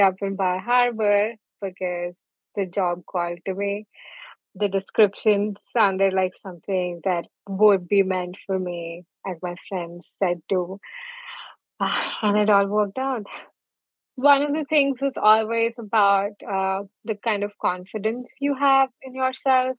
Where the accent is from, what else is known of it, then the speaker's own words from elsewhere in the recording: Jalandhar, Punjab, India; moved away as an adult; also born or lived in New Delhi; now in Maine, United States; I was born in Punjab, Jalandhar, and I spent 18 years of my life there